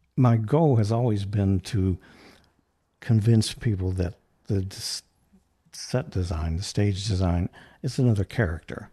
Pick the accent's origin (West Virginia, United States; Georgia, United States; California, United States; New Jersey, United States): West Virginia, United States; North Central; moved away as an adult; now in Charleston, United States; I'm originally from West Virginia